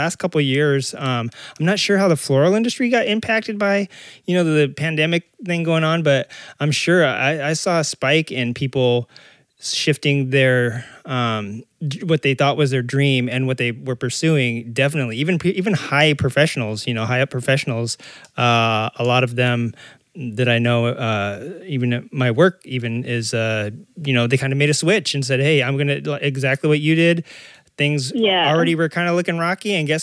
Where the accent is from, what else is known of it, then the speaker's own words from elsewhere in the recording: Arkansas, United States; now in California, United States; I'm from the Arkansas. And so if you take every hillbilly movie you've ever seen, probably. And imagine that. That's like how it was where I was growing up